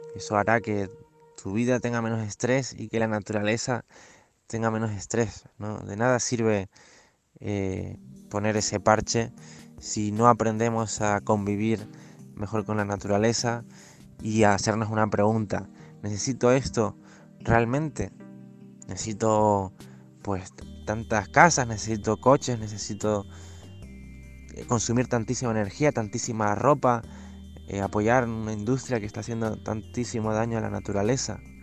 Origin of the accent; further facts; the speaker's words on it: Canary Islands, Spain; Soy un chico canario que está recorriendo las Islas Canarias caminando